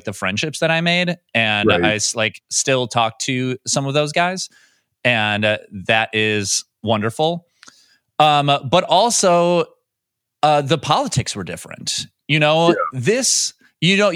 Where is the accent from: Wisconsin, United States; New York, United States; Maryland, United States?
Wisconsin, United States; I went to Boys State in Wisconsin.